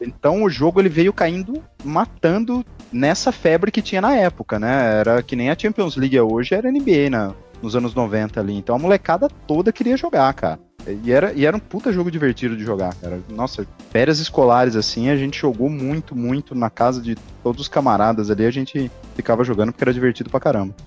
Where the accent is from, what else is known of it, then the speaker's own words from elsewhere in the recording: interior of São Paulo, Brazil; Eu sou do interior de São Paulo